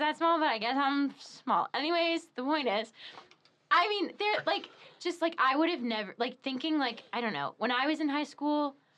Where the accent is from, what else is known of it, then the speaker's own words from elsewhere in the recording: Torrington, Connecticut, United States; now in Steubenville, United States; the town I grew up in in Connecticut, Torrington, is like it's like double the size of Steubenville